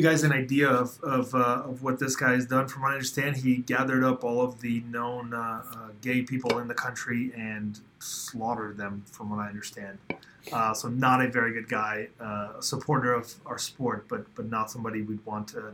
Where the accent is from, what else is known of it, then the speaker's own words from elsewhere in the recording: Uzbekistan; moved away; I was born in in Soviet Uzbekistan